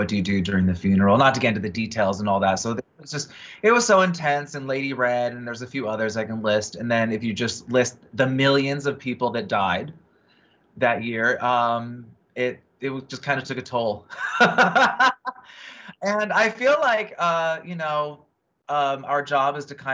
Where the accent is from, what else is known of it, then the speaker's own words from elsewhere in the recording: Riverside, California, United States; moved away as an adult; also born or lived in Orange County, California / London; I was born and raised in California, in Riverside, California, the Inland Empire.